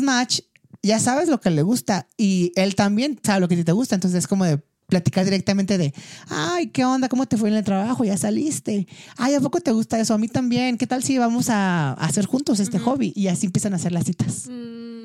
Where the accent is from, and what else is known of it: Mexico; moved away as an adult; also born or lived in South Korea / China